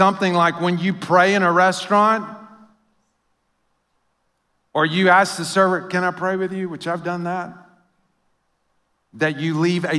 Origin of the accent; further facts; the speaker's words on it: Louisiana, United States; now in St. Louis, United States; But that feeling of, or like when I came to St. Louis, I came from Louisiana, and somebody started talking about hockey. I'd never even heard the word hockey in Louisiana.